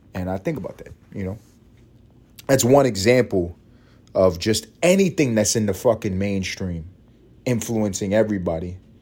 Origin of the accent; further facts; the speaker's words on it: New York, United States; I'm from New York